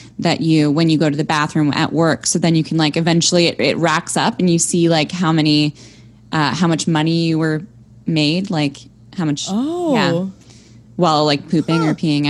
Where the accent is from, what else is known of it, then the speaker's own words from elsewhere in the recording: Toronto, Ontario, Canada; also born or lived in Montreal; I'm from Toronto. Born and raised